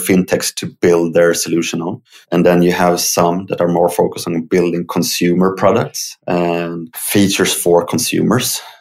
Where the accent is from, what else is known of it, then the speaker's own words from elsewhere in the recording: Uppsala, Uppsala County, Sweden; I live in Sweden. I grew up in Uppsala